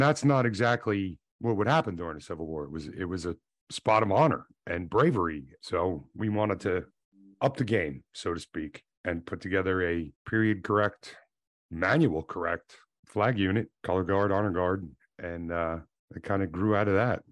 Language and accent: English; Monmouth County, New Jersey, United States; I grew up in Monmouth County, New Jersey, which is big for the revolution